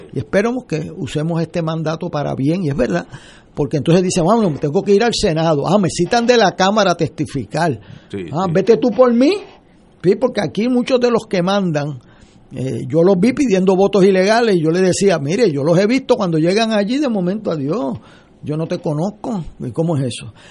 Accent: Puerto Rico; como puertorriqueños

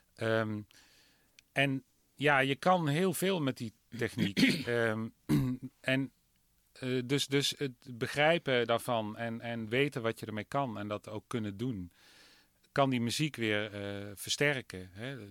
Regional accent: southeastern Netherlands, Netherlands; ik ben wel een Oosterling. meer Zuid, Zuidoosterling.

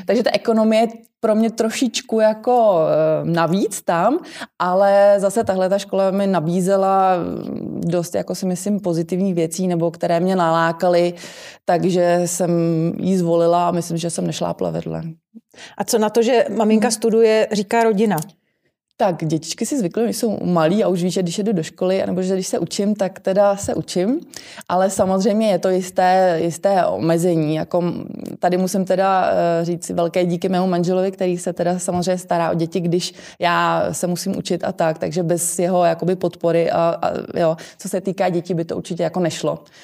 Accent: Plzeň, Plzeň Region, Czechia; also born or lived in New Zealand; u nás v Plzni

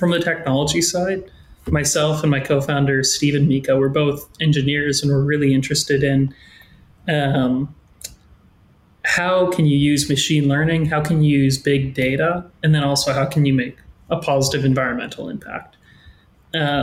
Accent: Regina, Saskatchewan, Canada; born and raised in Regina.

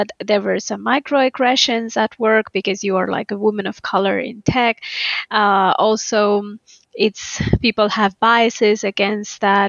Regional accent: India; moved away as an adult; now in Finland; I'm originally from India

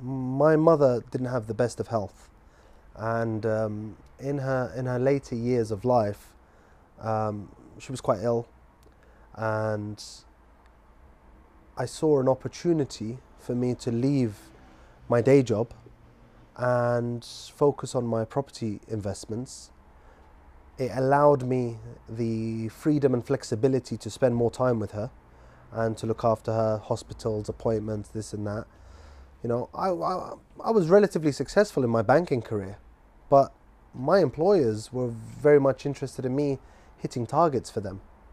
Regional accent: Scotland, United Kingdom; born there; also born or lived in Manchester / Guildford / London; You know, I was born in Scotland, moved to Manchester, lived in Guildford, and then we ended up in London.

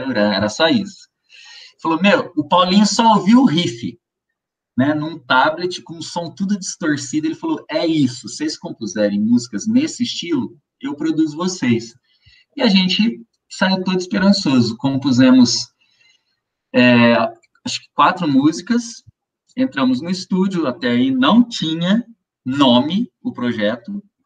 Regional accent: Ribeirão Preto, São Paulo, Brazil; Eu sou do interior de São Paulo, cidade chama-se Ribeirão Preto

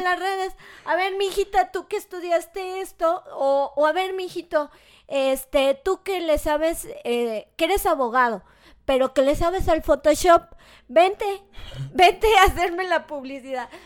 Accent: Mexico; nos pasa como mexicano

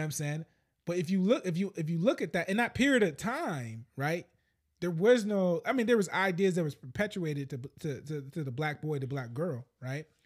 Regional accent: United States; I'm American.

